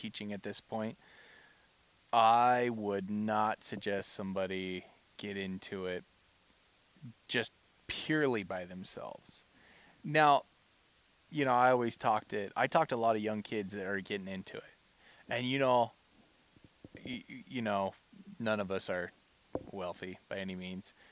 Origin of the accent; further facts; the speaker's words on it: La Pine, Oregon, United States; I grew up in Lapine, Oregon